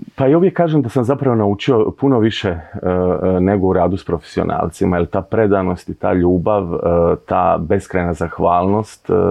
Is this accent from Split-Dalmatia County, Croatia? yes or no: no; Zadar, Zadar County, Croatia; also born or lived in Split; festival na kojem sam zapravo odrastao i kad govorimo da u Zadru nije bilo ništa prije 10-15 godina